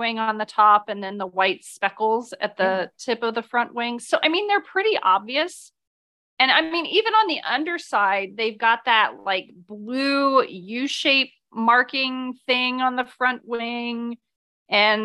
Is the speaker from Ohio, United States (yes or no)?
yes; Ohio, United States; I'm from Ohio